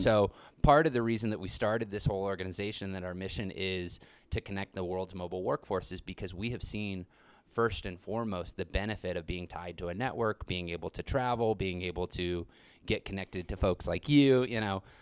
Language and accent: English; Grand Junction, Colorado, United States; now in Telluride, United States; I grew up in Grand Junction.